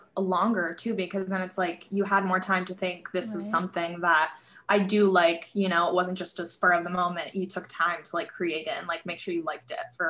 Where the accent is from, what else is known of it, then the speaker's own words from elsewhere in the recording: New Jersey, United States; So I'm also from New Jersey, and it's just like suburbia, small town, I know.